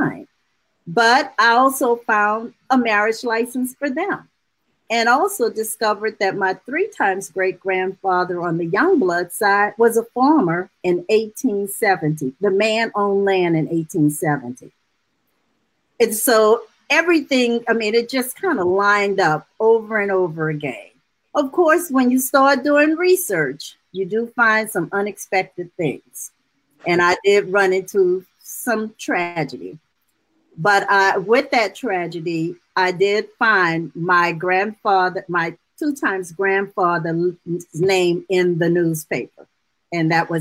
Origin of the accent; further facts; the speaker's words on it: New Orleans, Louisiana, United States; I'm a native of New Orleans. And so you could imagine growing up in New Orleans